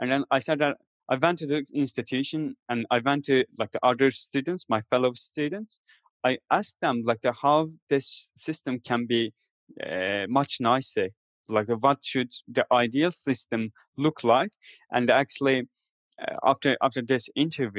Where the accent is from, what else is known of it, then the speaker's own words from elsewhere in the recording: Turkey; moved away as an adult; also born or lived in Istanbul; my hometown where my family still live